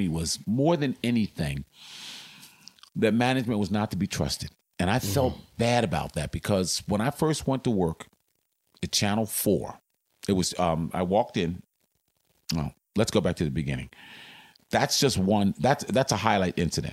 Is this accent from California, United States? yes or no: no; Philadelphia, Pennsylvania, United States; moved away as an adult; also born or lived in Boston; I'm from Philly